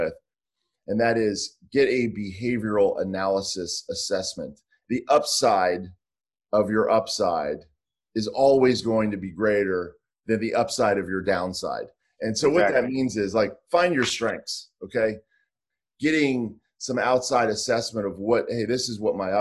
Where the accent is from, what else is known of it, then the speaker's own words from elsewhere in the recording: Pittsburgh, Pennsylvania, United States; I grew up in Pittsburgh